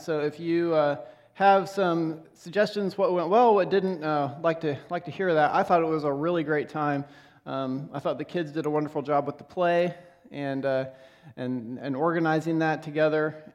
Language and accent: English; Lexington, Nebraska, United States; I grew up in Nebraska, uh, in a town called Lexington